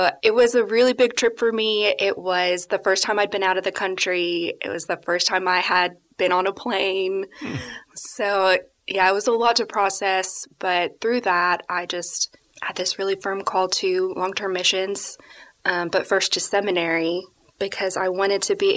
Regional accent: Alabama, United States; I grew up in Alabama in a Christian home

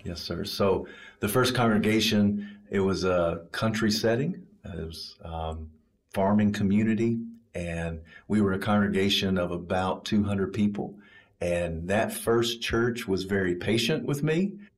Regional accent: Kentucky, United States; now in Pelham, United States; I was born and raised in Kentucky

